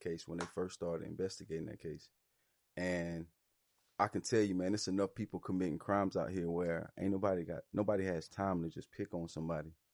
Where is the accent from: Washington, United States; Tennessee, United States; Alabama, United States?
Alabama, United States; I grew up in Alabama